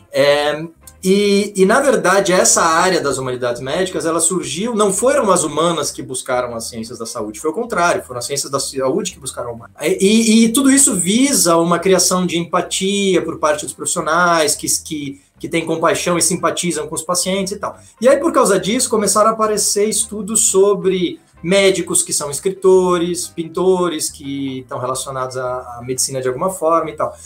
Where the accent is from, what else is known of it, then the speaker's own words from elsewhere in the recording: Florianópolis, Santa Catarina, Brazil; also born or lived in Curitiba / Italy; eu sou manezinho da ilha aqui de Florianópolis